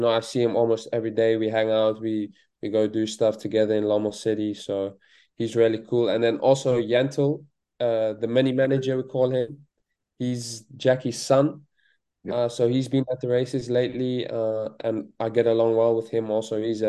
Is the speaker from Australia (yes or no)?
no; South Africa; I can just chat with him like a real South African with real South African slang.